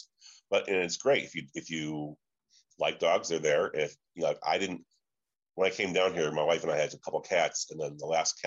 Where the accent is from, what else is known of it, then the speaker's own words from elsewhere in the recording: Chicago, Illinois, United States; moved away as an adult; now in Indianapolis, United States; growing up in Chicago